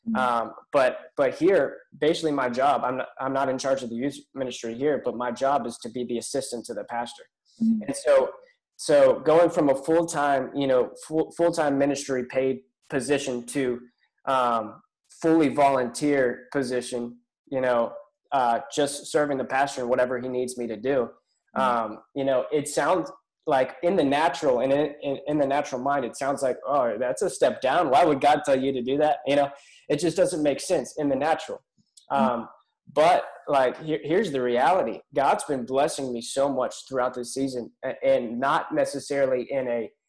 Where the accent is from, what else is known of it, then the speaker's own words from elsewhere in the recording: Pittsburgh, Pennsylvania, United States; moved away as an adult; now in Albemarle, United States; I'm originally from Pittsburgh